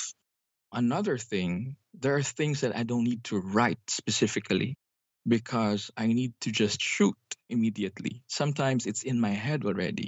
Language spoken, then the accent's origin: English; Iloilo City, Western Visayas, Philippines; now in Manila, Philippines; the stories I write reflect my hometown. I come from Iloilo City. I'm based in Manila